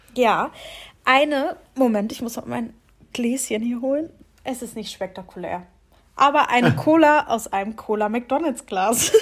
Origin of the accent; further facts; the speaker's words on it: Lower Saxony, Germany; moved away as an adult; now in Mannheim, Germany; zu Hause, wo wir herkommen